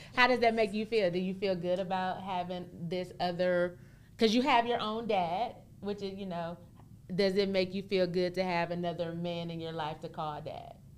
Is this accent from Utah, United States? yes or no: no; Michigan, United States; moved away as an adult; now in Dallas-Fort Worth, United States; I'm originally from Michigan